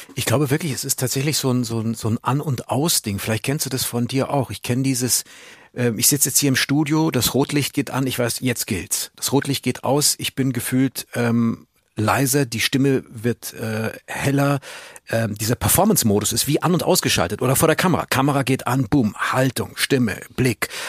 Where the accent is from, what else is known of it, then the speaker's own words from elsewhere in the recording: Munich, Bavaria, Germany; Ich bin Münchner